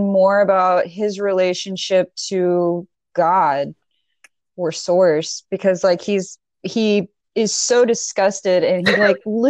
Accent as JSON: {"language": "English", "region": "Alabama", "country": "United States", "tie": "born or raised there", "also_born_or_lived": "Fort Payne, Alabama / Pell City, Alabama", "said": "I am from Alabama. It's a weird place in Alabama. I have nothing but love for the state. It's absolutely beautiful place. Sometimes the people aren't, but the state is absolutely gorgeous."}